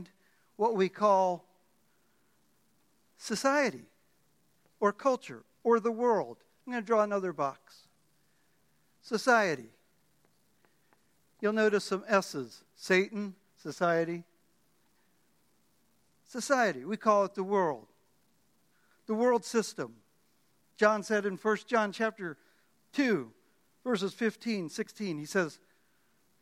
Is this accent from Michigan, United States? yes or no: no; Miami, Florida, United States; also born or lived in The Bronx, New York; I was born in the Bronx, grew up in Miami